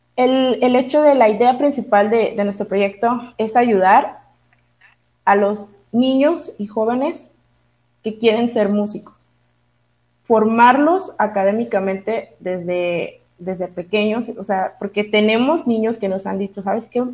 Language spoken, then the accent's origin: Spanish; Tuxpan, Mexico; moved away; yo soy originaria de Tuxpan, eh, entonces yo de ley viajaba cada semana a mi pueblo